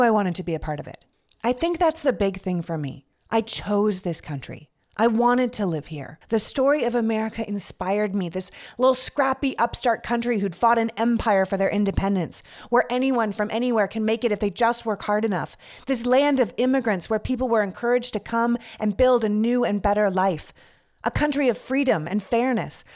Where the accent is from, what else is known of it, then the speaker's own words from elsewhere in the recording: Toronto, Ontario, Canada; moved away as an adult; also born or lived in Montreal / New York; now in United States; I was born and raised in Canada. I'm from Toronto